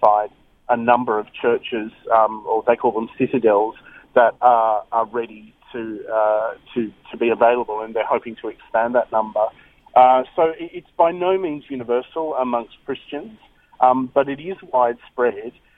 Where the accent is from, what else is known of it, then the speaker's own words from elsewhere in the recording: Australia; we as an Australian people